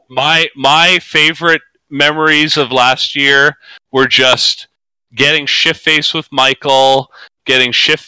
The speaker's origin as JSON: {"language": "English", "country": "Canada", "said": "I, as a Canadian"}